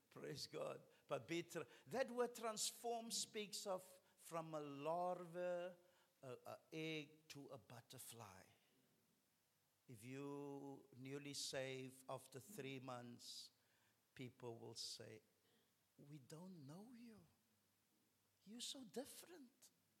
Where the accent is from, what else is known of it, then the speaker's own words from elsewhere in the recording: Cape Town, Western Cape, South Africa; we're from Pinelands